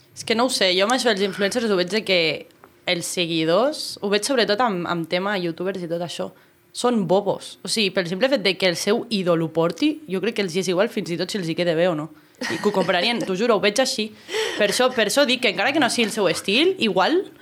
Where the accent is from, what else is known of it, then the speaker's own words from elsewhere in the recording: Andorra; aquí a Andorra, que és un país poble, que ens coneixem tots